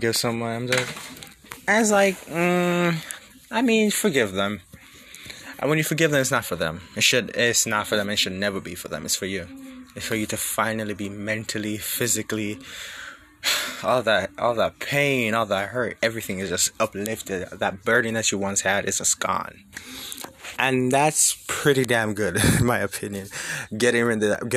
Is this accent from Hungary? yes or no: no; Jamaica; moved away as an adult; now in United States; growing up in the environment where I was born and raised in Jamaica, and I moved to the U.S. like 4 years ago.